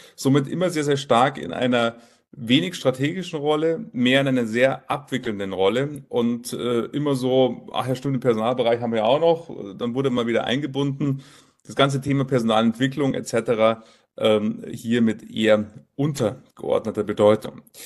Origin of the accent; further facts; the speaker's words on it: Munich, Bavaria, Germany; Filialleiter hier in München, München, meine Heimatstadt. Dort ähm, äh, bin ich geboren